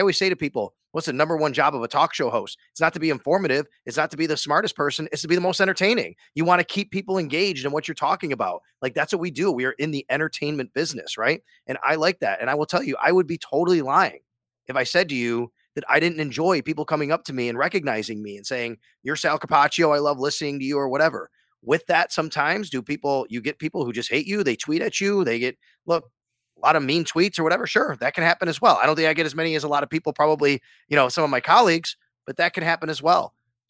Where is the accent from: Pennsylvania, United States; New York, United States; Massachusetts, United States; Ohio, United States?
New York, United States; Cheektowaga; I came from an Italian, my dad was an Italian immigrant. We grew up very poor in Cheektowaga.